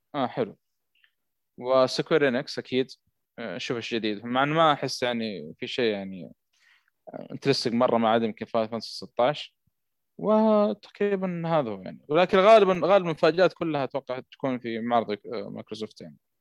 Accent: Saudi Arabia; عندنا في السعوديه

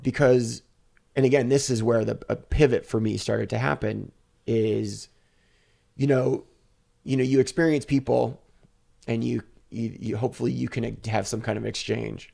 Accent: United States; I'm an American, I'm a white guy

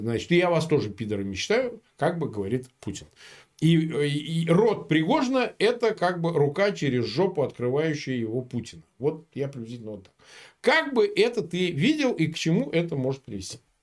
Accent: Samara, Samara Oblast, Russia; moved away; Я вот сам родом из Самары

